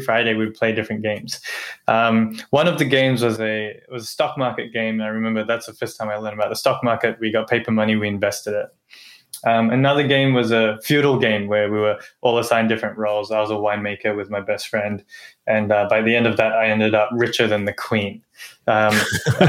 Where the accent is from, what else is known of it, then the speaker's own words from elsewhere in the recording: Australia; moved away as an adult; Growing up in Australia